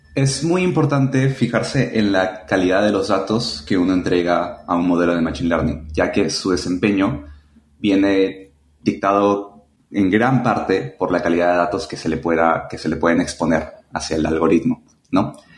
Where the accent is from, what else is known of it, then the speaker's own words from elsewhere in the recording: Chiclayo, Lambayeque, Peru; now in Lima, Peru; Soy peruano, nací en Chiclayo, pero actualmente vivo en Lima